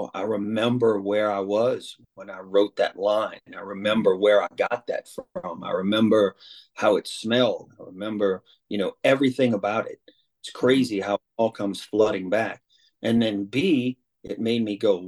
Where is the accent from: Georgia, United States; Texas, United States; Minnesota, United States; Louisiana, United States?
Louisiana, United States; New Orleans; I grew up in New Orleans East